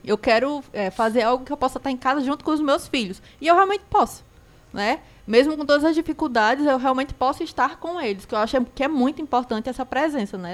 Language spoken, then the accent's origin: Portuguese; Recife, Pernambuco, Brazil; now in Cariri, Brazil; Eu não sou daqui também, eu sou do Recife